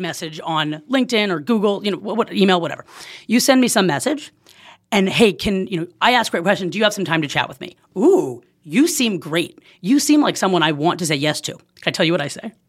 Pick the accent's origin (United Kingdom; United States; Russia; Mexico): United States; Oakland, California; moved away as an adult; now in Silver Lake, Los Angeles, United States; I'm originally from Oakland